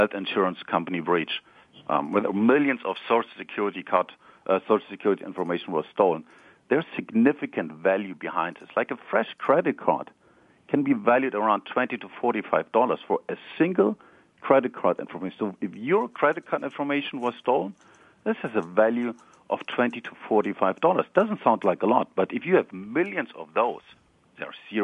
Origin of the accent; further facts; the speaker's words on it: Germany; accent: German; English is a second language; now in Palo Alto, United States; I'm, originally, as you might recognize from my accent, I'm German.